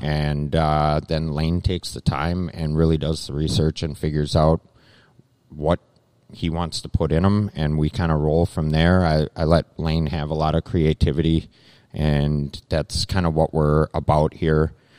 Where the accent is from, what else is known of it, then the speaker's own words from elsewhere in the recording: Lake Minnetonka area, Minnesota, United States; moved away as an adult; also born or lived in Glencoe, Minnesota; now in Hutchinson, United States; I'm originally from the Lake Minnetonka area. I moved out here because I worked for the railroad in Glencoe